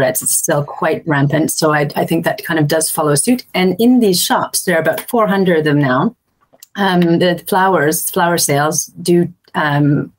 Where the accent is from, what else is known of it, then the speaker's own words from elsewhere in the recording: Canada; moved away as an adult; now in Montélimar, France; when I was growing up in Canada